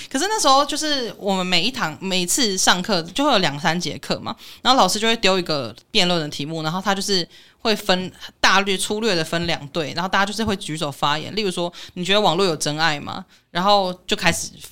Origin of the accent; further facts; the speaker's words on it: Taiwan; 因为我们台湾人自己都知道